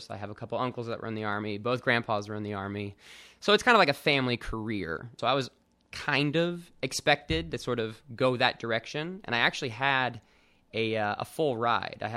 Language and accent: English; Austin, Texas, United States; So, uh, both my parents were actually in the army, so we moved around a lot as a kid. The majority of my childhood was in Austin, Texas, though from about middle school on.